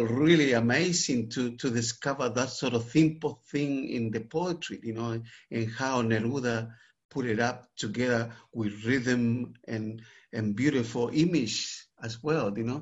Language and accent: English; Santiago, Santiago Metropolitan Region, Chile; moved away; I grew up in Santiago, the capital of Chile.